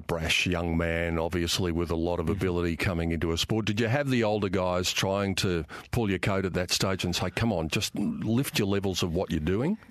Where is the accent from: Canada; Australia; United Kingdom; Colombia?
Australia; Queensland; as a Queenslander